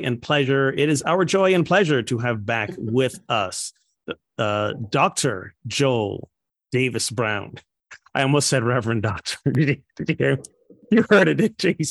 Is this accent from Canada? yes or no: no; Barbados; moved away; my home country, Barbados